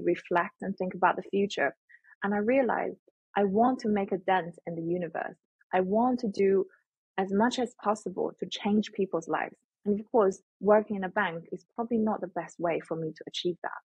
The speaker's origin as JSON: {"language": "English", "region": "Shandong", "country": "China", "tie": "born or raised there", "moved": "yes", "said": "I come from China, Shandong province, which is mm. the hometown of Confucius, the philosopher. So respect and kindness has always been the theme when I grow up."}